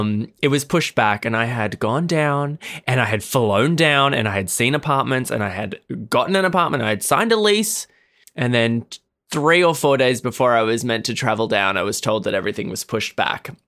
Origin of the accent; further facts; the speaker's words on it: Australia; I am from Australia